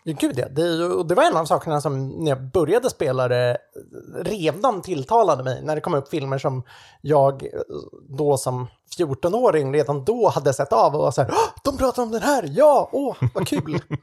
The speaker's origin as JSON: {"language": "Swedish", "country": "Sweden", "said": "jag är ju svensk på den sidan"}